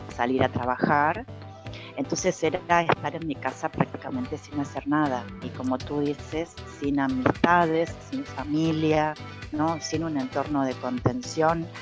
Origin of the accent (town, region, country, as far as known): Argentina; moved away as an adult; also born or lived in Mexico